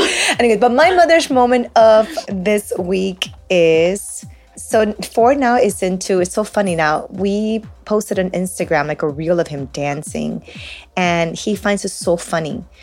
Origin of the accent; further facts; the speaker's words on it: Peru; first language Spanish; English is a second language; We're Peruvian. Spanish is my first language, English is my second language.